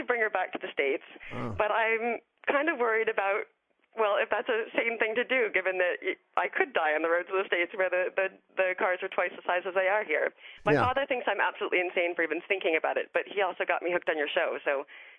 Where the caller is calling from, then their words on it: Paris, Île-de-France, France; Hi, guys. This is …. I'm calling from Paris. And that's France, not Hilton or Texas.